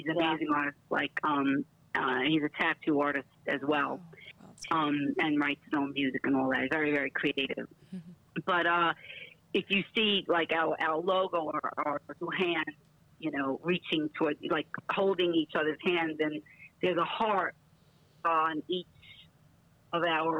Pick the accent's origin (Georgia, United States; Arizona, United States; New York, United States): New York, United States; We're getting better at it because we're both from New York, and that's what we do.